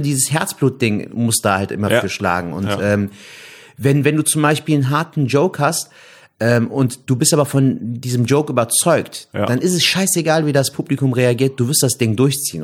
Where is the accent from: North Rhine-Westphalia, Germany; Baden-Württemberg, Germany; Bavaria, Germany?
North Rhine-Westphalia, Germany; Cologne; bin gebürtiger Kölner. Ich bin in Köln geboren und aufgewachsen